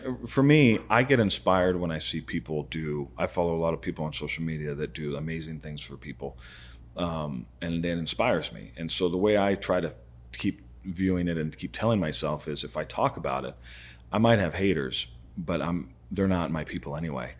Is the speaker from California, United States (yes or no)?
no; Arizona, United States; I've been roofing in Arizona for twenty-five years, so almost my whole life.